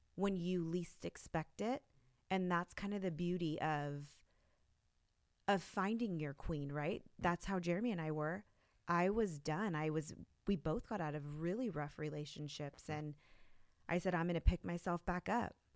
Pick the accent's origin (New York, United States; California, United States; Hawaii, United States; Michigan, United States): California, United States; Los Gatos; also born or lived in Santa Clara; I grew up in the Los Gatos Campbell area